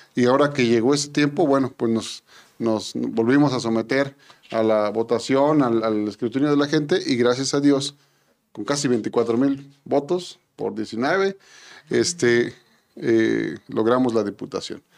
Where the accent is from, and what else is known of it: Yecapixtla, Morelos, Mexico